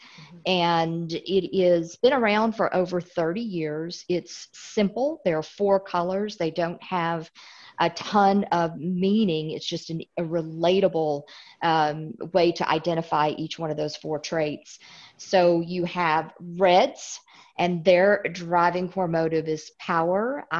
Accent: Illinois, United States; born there; accent: Southern; now in Tennessee, United States; I live in Tennessee. So even though I was born in Illinois, I've got the whole Southern accent down really well.

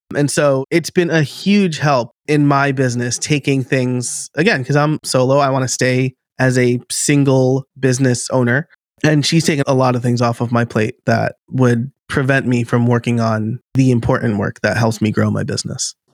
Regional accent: New York, United States; accent: New York; now in Philadelphia area, United States; I live outside of Philly now, but I am from New York, about an hour north

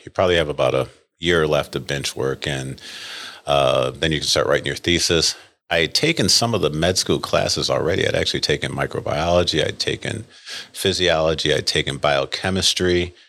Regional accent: Rochester, New York, United States; moved away as an adult; now in Saint Louis, United States; I grew up in Rochester, New York

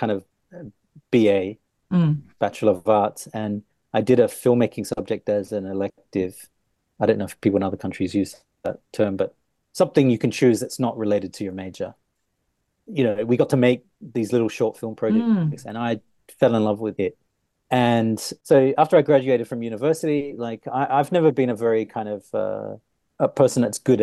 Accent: Australia; moved away; because I grew up in Australia

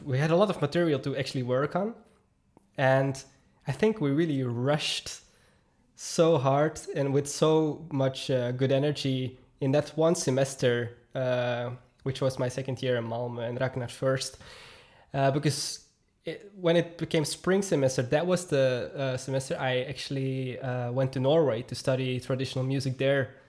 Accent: Belgium; also born or lived in Noorderwijk, Herentals; I'm from Belgium

